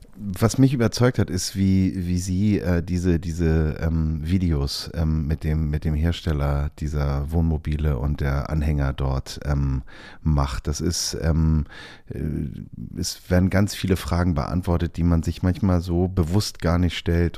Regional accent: Hamburg, Germany; Ich bin ja auch Hamburger

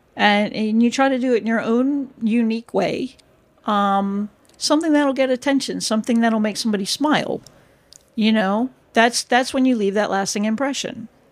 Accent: United States; first language English; moved away as an adult; also born or lived in Florida / United Kingdom; now in Breda, Netherlands; I'm an American

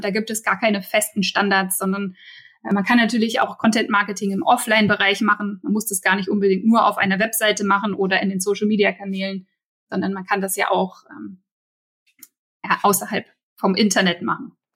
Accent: Berlin, Germany; als Berliner

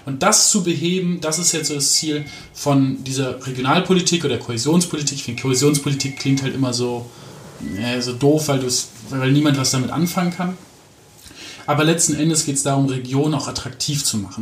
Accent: Aachen, North Rhine-Westphalia, Germany; moved away; also born or lived in Hamburg / Mecklenburg-Vorpommern; aufgewachsen bin ich in Aachen, also auch in, mhm. in Nordrhein-Westfalen.

